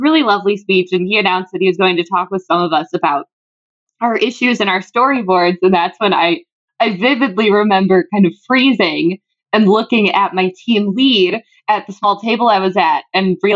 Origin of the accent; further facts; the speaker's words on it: McHenry, Illinois, United States; I'm from the Chicagoland area. So we bonded over McHenry.